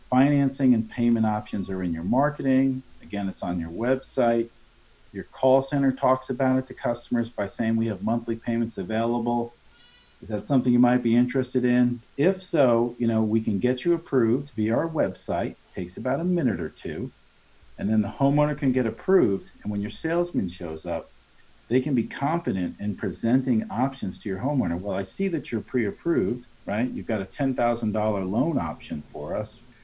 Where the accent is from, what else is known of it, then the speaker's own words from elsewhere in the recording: Long Island, New York, United States; I'm from Long Island